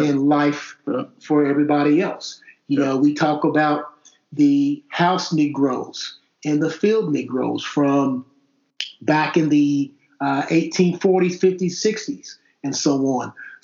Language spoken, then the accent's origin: English; Fort Knox, Kentucky, United States; born there; I was born in Fort Knox.